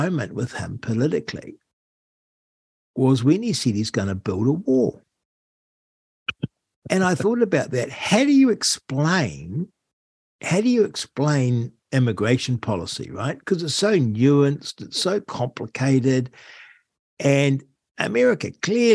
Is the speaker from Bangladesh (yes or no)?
no; United Kingdom; we're British